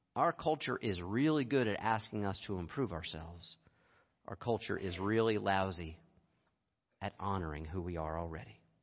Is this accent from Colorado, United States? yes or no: no; Lehigh Valley, Pennsylvania, United States; I grew up in Lehigh Valley for a number of years